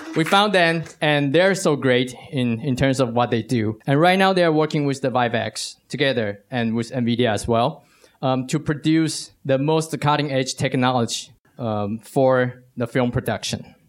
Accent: Taiwan; I'm from Taiwan

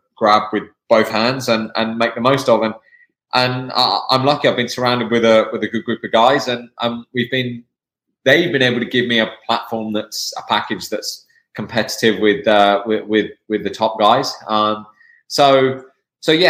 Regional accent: England, United Kingdom; now in United States; I'm from the UK, I'm from England.

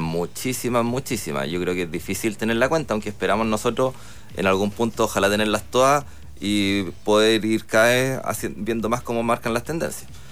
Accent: Concepción, Biobío, Chile; soy de Concepción

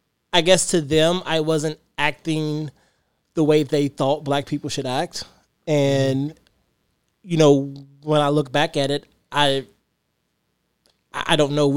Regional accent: Louisville, Kentucky, United States; I grew up in the West End and I was proud. I mean, I loved my hood because it was, you know, It was like our little town.

